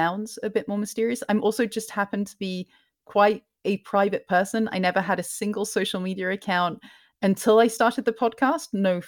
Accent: Scotland, United Kingdom; I'm originally from Scotland, but my parents are from England, and I've traveled around a lot.

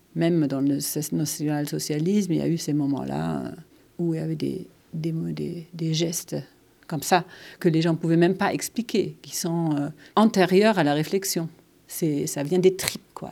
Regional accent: Germany; French is a second language; moved away; je suis allemande

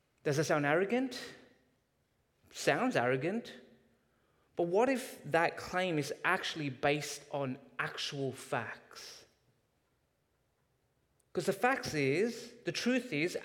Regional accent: Canada; as Canadians

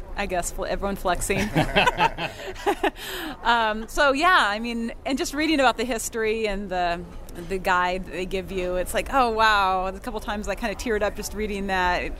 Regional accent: Chicago, Illinois, United States; I'm from the Chicago area

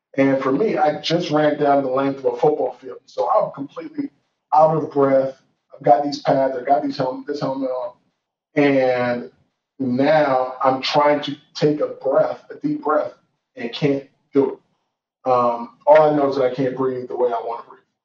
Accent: Georgia, United States; moved away as an adult; also born or lived in Washington, D.C. / Nigeria / Tulsa, Oklahoma; where I was born in D.C., where I grew up in Georgia, where I you know spent some formative years in Nigeria

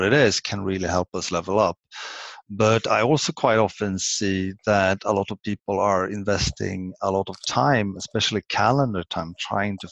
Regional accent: Sweden; English is a second language; I'm Swedish. English isn't my native language

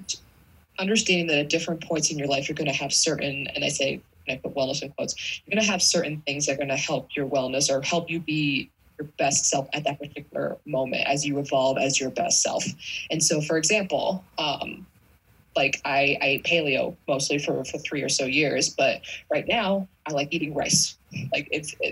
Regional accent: East Coast, United States; I'm from the East Coast.

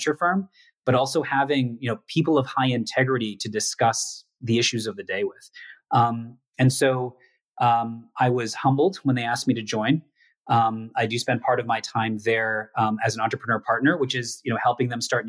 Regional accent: United States; coming back to, you know, to the US, my home country

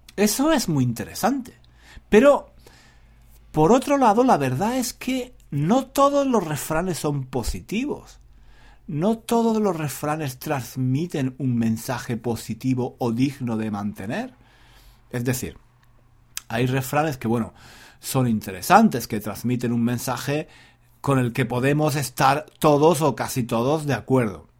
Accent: Spain; now in London, United Kingdom; yo crecí en España, en una familia donde había muchas mujeres

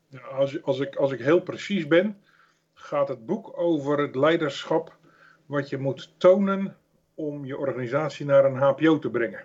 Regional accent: Netherlands; Zeker als Hollanders

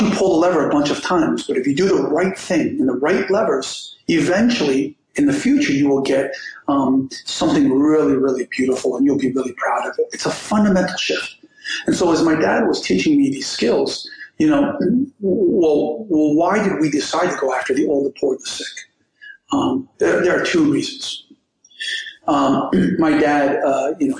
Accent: Miami, Florida, United States; We grew up in Liberty City in the first roughly decade of my life

